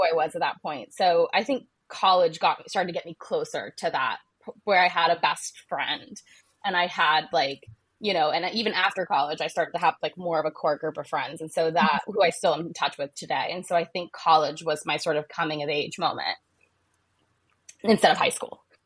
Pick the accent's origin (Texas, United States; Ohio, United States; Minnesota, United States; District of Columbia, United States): Ohio, United States; moved away; I was raised uh, in Ohio and uh, I grew up in Ohio